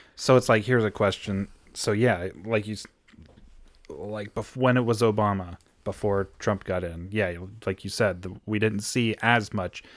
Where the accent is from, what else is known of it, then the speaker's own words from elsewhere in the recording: United States; as an American